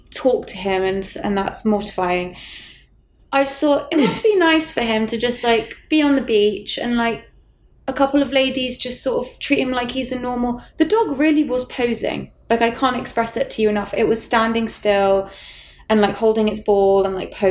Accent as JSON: {"language": "English", "region": "England", "country": "United Kingdom", "said": "As an English person"}